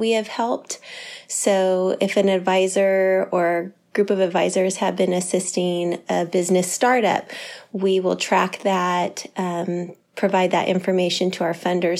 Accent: Santa Cruz, California, United States; also born or lived in San Diego; I moved back to Santa Cruz from San Diego.

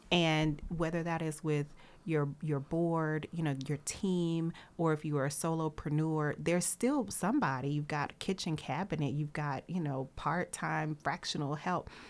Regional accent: Nashville, Tennessee, United States; I'm from Nashville

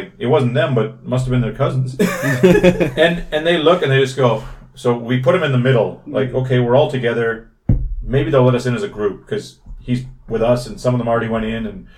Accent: Canada; now in South Korea; I'm Canadian

